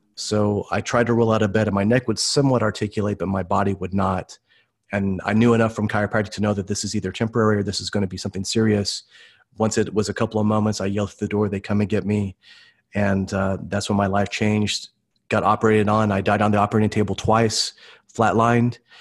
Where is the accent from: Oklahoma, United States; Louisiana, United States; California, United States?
Oklahoma, United States; Tulsa; I'm from Tulsa, Oklahoma, and originally grew up here